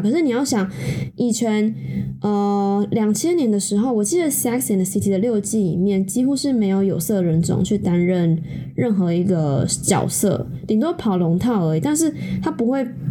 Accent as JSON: {"language": "Chinese", "country": "Taiwan", "tie": "born or raised there", "said": "毕竟我是一个土生土长的台湾人"}